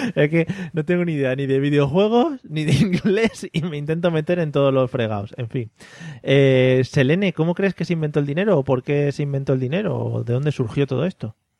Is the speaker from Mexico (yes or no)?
no; a village in Toledo, Castilla-La Mancha, Spain; somos de Toledo, somos de Toledo, un pueblo de Toledo.